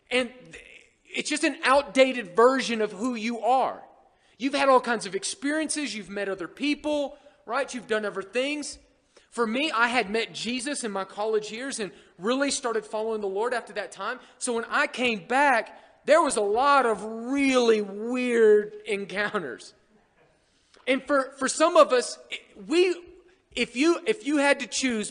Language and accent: English; Oklahoma, United States; moved away as an adult; now in Bayfield; I grew up in a small town in Oklahoma